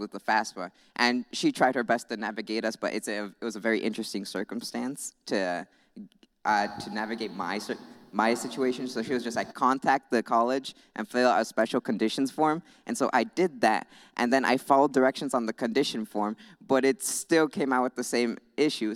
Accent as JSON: {"language": "English", "town": "Goshen", "region": "Indiana", "country": "United States", "tie": "born or raised there", "said": "I'm from Goshen. I was born right across the street, actually."}